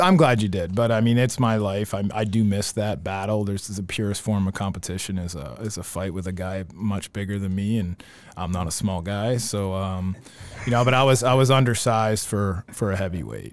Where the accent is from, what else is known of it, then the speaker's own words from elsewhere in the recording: Ontario, Canada; moved away; also born or lived in Milton, Ontario; grew up in Milton, Ontario, um, till end of fifth grade